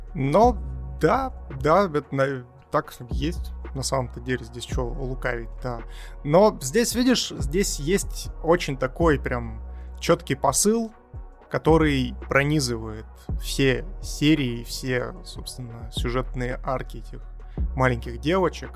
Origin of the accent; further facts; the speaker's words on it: Siberia, Russia; я как сибиряк могу э, примерно представить, что это такое, и могу даже поделиться опытом, что такое, блин, жить в снегу 10 месяцев в году